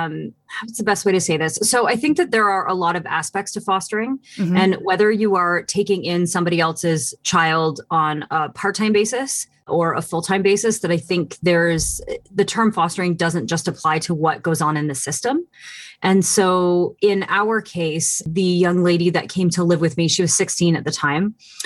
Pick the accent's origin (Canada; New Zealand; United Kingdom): Canada; I'm Canadian.